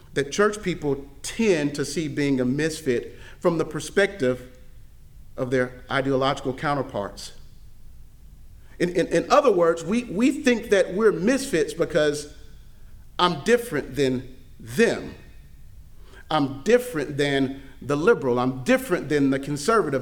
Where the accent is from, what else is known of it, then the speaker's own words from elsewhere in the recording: Mississippi, United States; also born or lived in Pennsylvania / Florida; now in Tennessee, United States; I grew up in I grew up in Mississippi. moved up to Pennsylvania, moved to Florida, and now in Tennessee